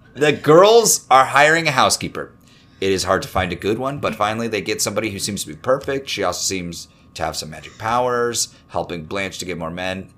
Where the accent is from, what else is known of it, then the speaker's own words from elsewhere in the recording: Minnesota, United States; I grew up in Minnesota.